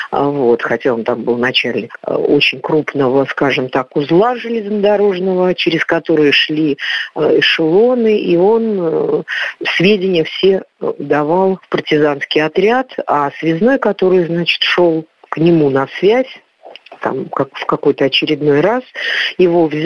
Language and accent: Russian; Belarus; also born or lived in Ural, Russia; Ну, я родилась не в Белоруссии, хотя у меня мама оттуда. Я родилась на Урале. Когда я закончила первый класс, а, то мама, скажем так, вернулась